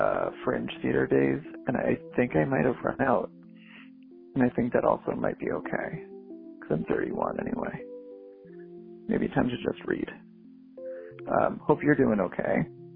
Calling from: Boston, Massachusetts, United States; I am calling from Boston.

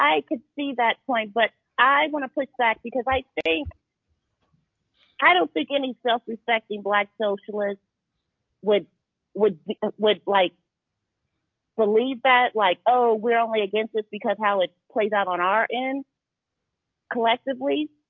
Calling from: Indianapolis, Indiana, United States; I'm calling from Indianapolis.

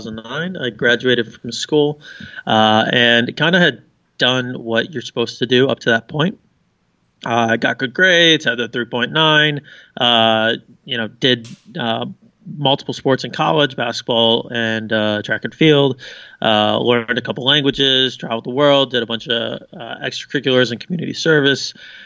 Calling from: Rovaniemi, Lapland, Finland; I am in Rovaniemi, Finland, which is about an hour north of Helsinki.

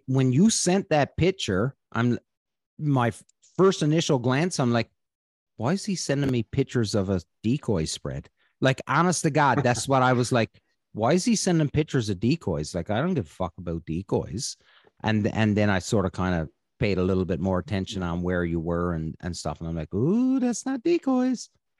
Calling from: Odessa, Ontario, Canada; And I'm coming from Odessa, Ontario.

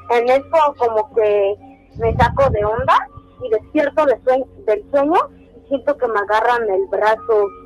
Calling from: Azcapotzalco, Mexico City, Mexico; Desde Azcapotzalco.

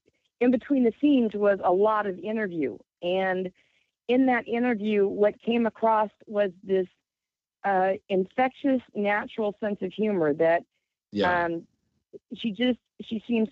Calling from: Syracuse, New York, United States; Hi, James. … in Syracuse.

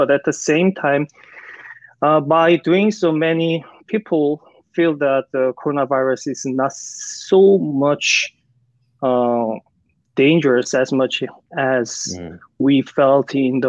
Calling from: Busan, South Korea; So I'm calling from Busan, which is the second largest city in South Korea after Seoul, and located in the southeastern part of Korean Peninsula.

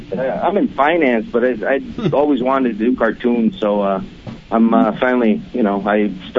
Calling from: St. Charles, Illinois, United States; Right now … I'm calling from St. Charles, Illinois.

